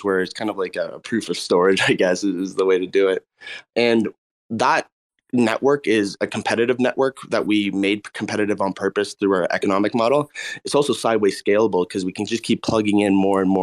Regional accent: Canada; We're both from Canada

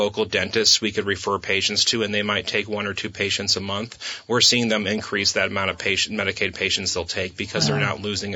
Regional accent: New Hampshire, United States; moved away as an adult; now in Vermont, United States; I grew up in New Hampshire, moved to Vermont a little over 20 years ago.

